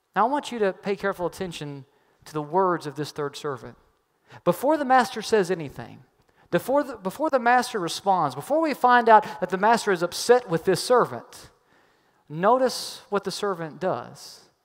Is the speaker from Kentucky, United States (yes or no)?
yes; Kentucky, United States; I'm from Kentucky